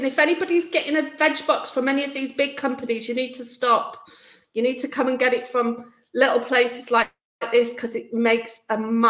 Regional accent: Wales, United Kingdom; And I just moved down south from North Wales at that point.

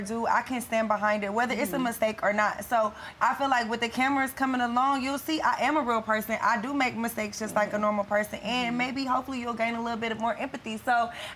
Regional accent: the South, United States; growing up in the South, in a Southern Christian church

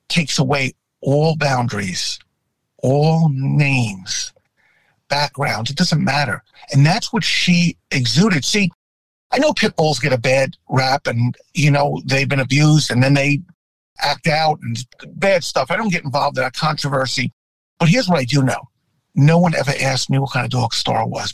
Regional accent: New York City, New York, United States; I grew up in New York. And when you grow up in New York

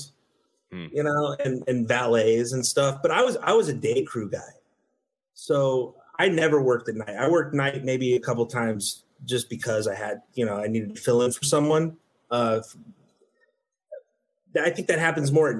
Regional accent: Chicago, Illinois, United States; moved away; I grew up in Chicago

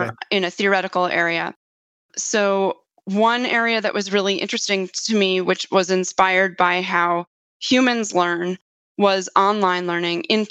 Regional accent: New York City, New York, United States; I grew up in New York City

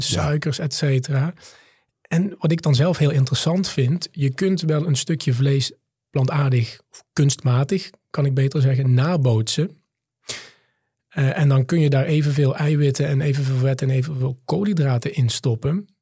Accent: Limburg, Netherlands; also born or lived in Maastricht; Ik ben in Limburg op het platteland opgegroeid, in het, eh, ouderlijk huis van mijn moeder.

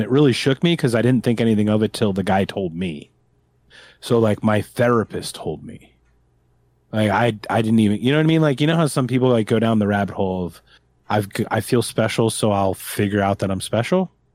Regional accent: Philadelphia, Pennsylvania, United States; I'm from Philadelphia, and we got Bam Margera

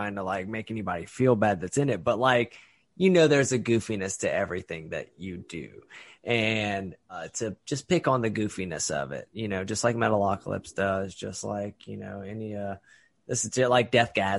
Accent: Lafayette, Louisiana, United States; we're all from the South as well. We grew up here

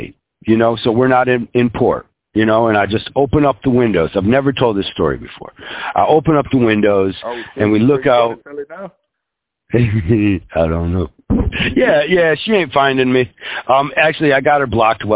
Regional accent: United States; I'm American

